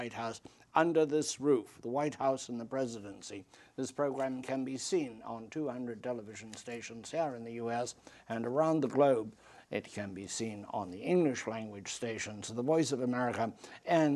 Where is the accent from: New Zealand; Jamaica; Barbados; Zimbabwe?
Zimbabwe; now in United States; I come from Africa and where we have tremendous electric shortages, particularly in my homeland of now called Zimbabwe, it was called Rhodesia.